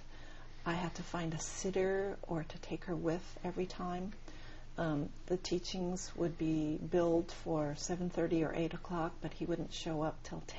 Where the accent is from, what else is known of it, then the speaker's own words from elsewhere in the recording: Hawaii, United States; moved away as an adult; also born or lived in India; now in California, United States; I was born and raised in Hawaii, so I really did not have too much experience of living on the in the continental U.S.